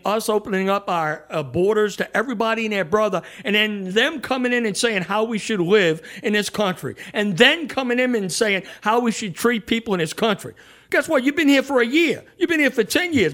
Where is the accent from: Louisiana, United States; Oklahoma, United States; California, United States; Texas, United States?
Louisiana, United States; New Orleans; I'm from New Orleans